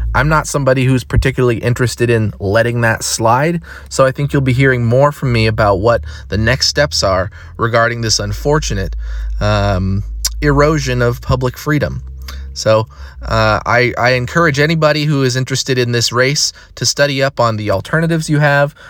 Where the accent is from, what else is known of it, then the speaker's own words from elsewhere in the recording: Eugene, Oregon, United States; Eugene, Oregon, my hometown that I love deeply